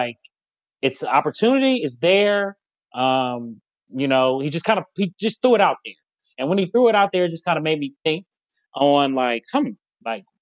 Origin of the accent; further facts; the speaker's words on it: Cincinnati, Ohio, United States; now in Columbus, United States; I'm from Cincinnati